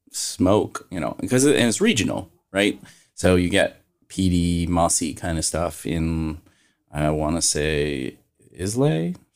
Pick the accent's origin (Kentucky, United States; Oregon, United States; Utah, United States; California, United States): Kentucky, United States; also born or lived in Arizona; now in Washington, D.C., United States; I'm from Kentucky.